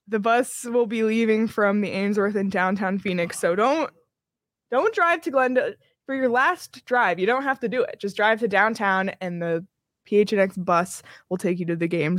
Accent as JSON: {"language": "English", "town": "Toronto", "region": "Ontario", "country": "Canada", "said": "I'm from Toronto"}